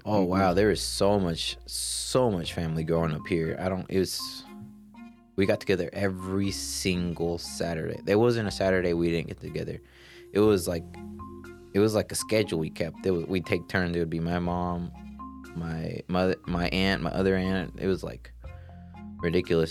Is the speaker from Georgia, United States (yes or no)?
yes; Georgia, United States; also born or lived in Colorado; 26 year old male, born and raised in Georgia